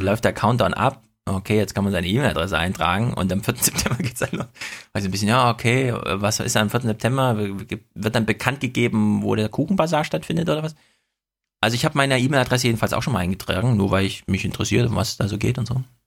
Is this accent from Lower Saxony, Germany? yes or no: no; Jena, Thuringia, Germany; now in Frankfurt, Germany; ich komme ja aus Jena